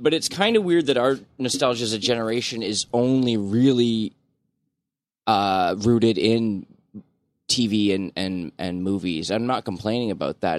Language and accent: English; Brampton, Ontario, Canada; I grew up in Brampton